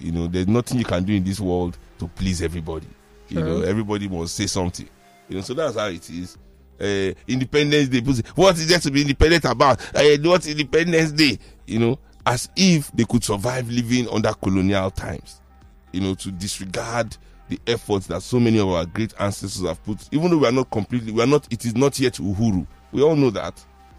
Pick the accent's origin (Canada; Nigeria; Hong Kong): Nigeria; so I guess it's that kind of, being a Nigerian, there's no way you can.